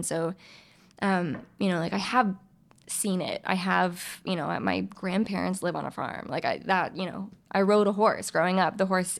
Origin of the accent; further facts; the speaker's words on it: the South, United States; I'm from the South.